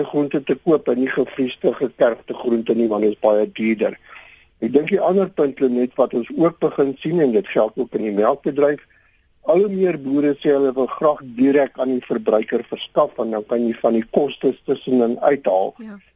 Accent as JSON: {"language": "Afrikaans", "country": "South Africa", "said": "as Suid-Afrikaners ons bly in 'n waterskaars land"}